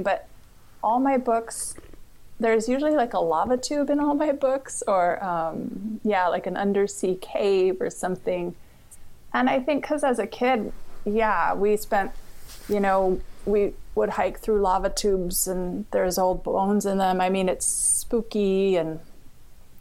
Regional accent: Oahu, Hawaii, United States; also born or lived in Big Island, Hawaii; I grew up on Oahu

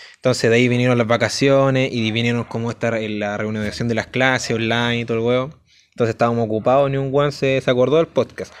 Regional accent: San Fernando, O'Higgins, Chile; yo soy de San Fernando

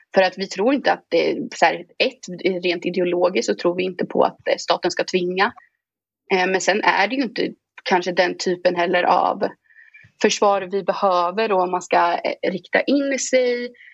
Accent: Östergötland, Sweden; Jag kommer ifrån Östergötland.

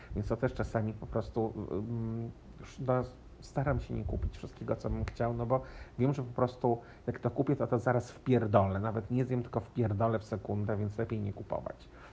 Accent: Poland; now in Nuevo Laredo, Mexico; ja z Polski

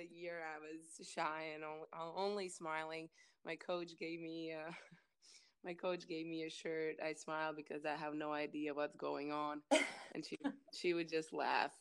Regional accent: Kandava, Tukums Municipality, Latvia; I'm from Latvia, little town Kandava

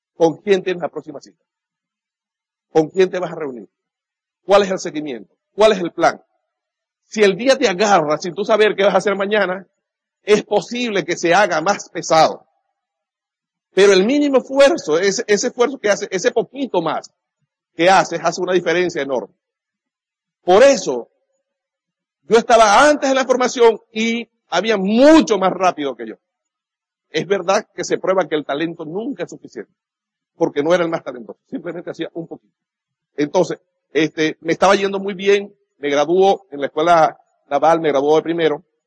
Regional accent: Venezuela; nazco el 24 de julio, esa fecha en Venezuela es un día patrio

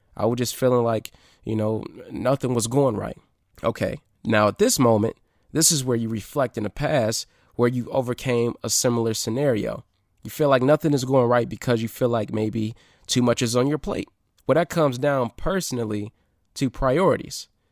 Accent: Detroit, Michigan, United States; here in Detroit, my hometown, my city

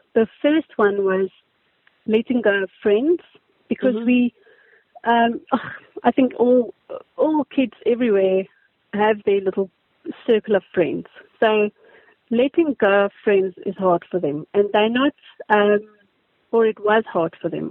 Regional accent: Daleside, Gauteng, South Africa; I grew up in Daleside.

